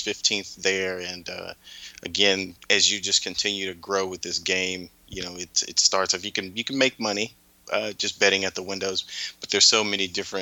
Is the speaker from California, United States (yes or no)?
no; Houston, Texas, United States; I grew up in Houston